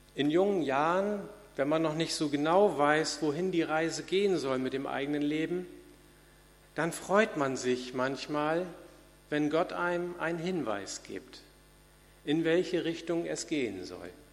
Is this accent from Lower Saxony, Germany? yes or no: yes; Hanoverian regional church, Lower Saxony, Germany; in meiner Landeskirche, wo ich groß geworden bin, in der hannoverischen